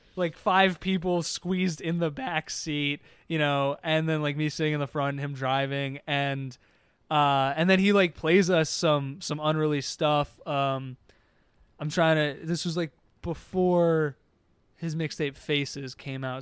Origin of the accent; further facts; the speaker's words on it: Harrisburg, Pennsylvania, United States; I grew up in Harrisburg